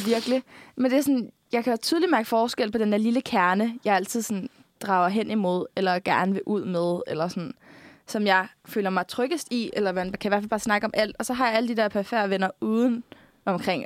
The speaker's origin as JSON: {"language": "Danish", "area": "Bornholm", "region": "Capital Region of Denmark", "country": "Denmark", "moved": "yes", "said": "vi er fra Bornholm og er, et samfund, eller er fra et samfund, hvor man faktisk bare kender alle lidt"}